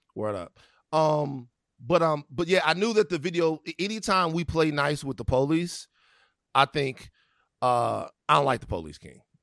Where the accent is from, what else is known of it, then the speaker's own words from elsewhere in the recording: Baton Rouge, Louisiana, United States; moved away; also born or lived in California; I'm from Baton Rouge, Louisiana